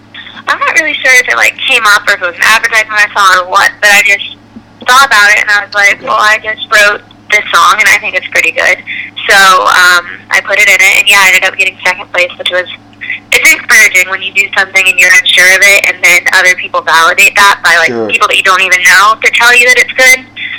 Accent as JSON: {"language": "English", "region": "Florida", "country": "United States", "tie": "born or raised there", "said": "Yeah, so growing up in Florida, my family, we love the water, we love the beach, my dad is like a fisherman, all my brothers are, so growing up, it was a lot"}